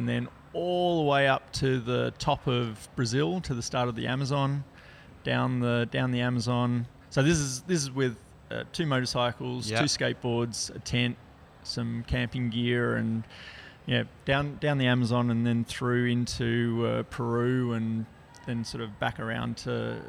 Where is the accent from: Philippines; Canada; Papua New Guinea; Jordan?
Papua New Guinea; I grew up in Papua New Guinea.